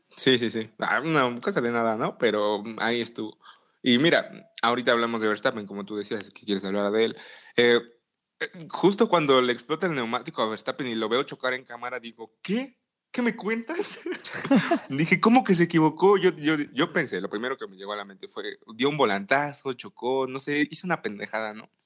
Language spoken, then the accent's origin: Spanish; Mexico; tú y yo como mexicanos